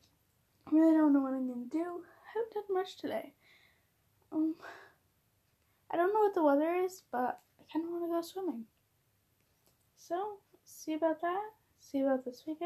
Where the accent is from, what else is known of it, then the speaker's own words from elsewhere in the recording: Minnesota, United States; I'm from Minnesota. I'm 14, entering high school